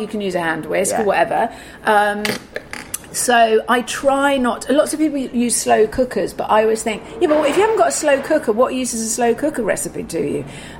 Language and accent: English; England, United Kingdom; I mean, I'm very English and polite